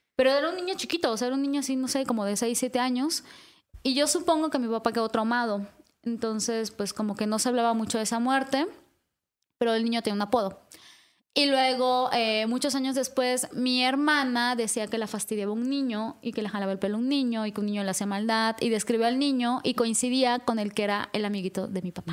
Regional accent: Yucatán Peninsula, Mexico; moved away; also born or lived in northern Veracruz; al menos de donde yo soy, que es la península de Yucatán, eso sí es muy común. O sea, como que desde niños nos platican historias de, los duendes.

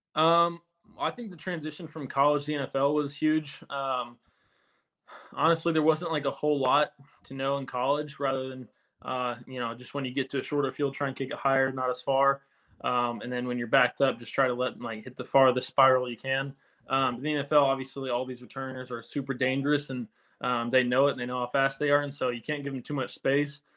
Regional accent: Houston, Texas, United States; moved away as an adult; now in New Jersey, United States; I grew up in Houston and went to uh, college at Texas A&M. So I haven't really left that 100 mile radius in my life.

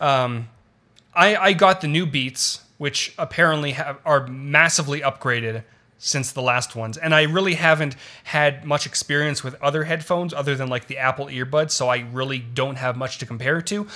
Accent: Toronto, Ontario, Canada; moved away as an adult; also born or lived in Los Angeles; I was born in Toronto, lived there for twenty-two years.

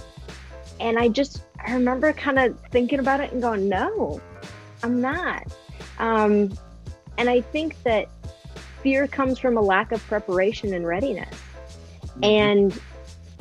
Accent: Midwest, United States; moved away as an adult; now in Southern California, United States; I was from the Midwest, very small town upbringing

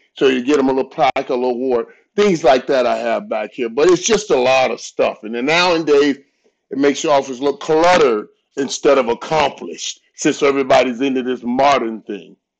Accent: Fort Lauderdale, Florida, United States; I grew up in Fort Lauderdale. Fort Lauderdale. I'm, I'm Fort Lauderdale

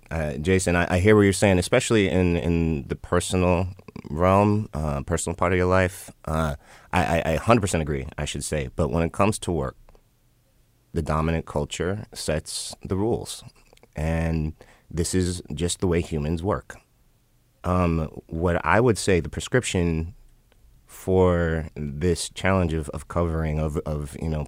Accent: Chicago, Illinois, United States; I'm from Chicago too

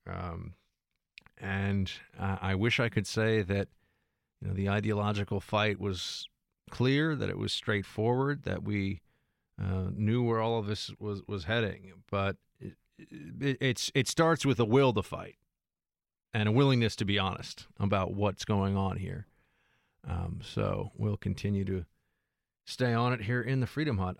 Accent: United States; I'm an American doing a show in America

